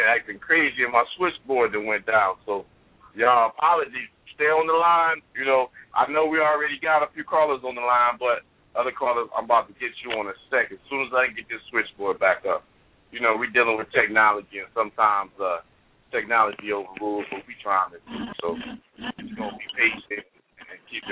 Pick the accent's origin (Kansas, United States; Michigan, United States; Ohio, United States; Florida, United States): Ohio, United States; Columbus; I'm from Columbus, Ohio, from the capital